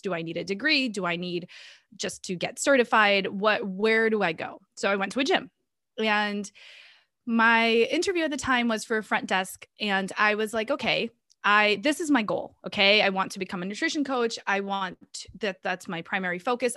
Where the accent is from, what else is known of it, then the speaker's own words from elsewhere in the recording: Boston, Massachusetts, United States; also born or lived in Minas Gerais, Brazil; I grew up in Boston, so I'm pretty much half Brazilian, half American at this point.